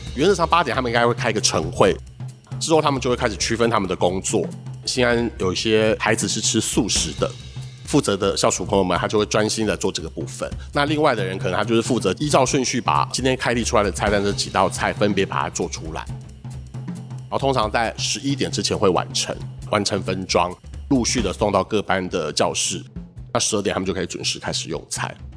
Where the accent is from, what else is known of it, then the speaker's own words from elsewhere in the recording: Hsinchu, Taiwan; moved away; also born or lived in Taipei; 我是一个来自新竹的孩子。我到台北念书的时候呢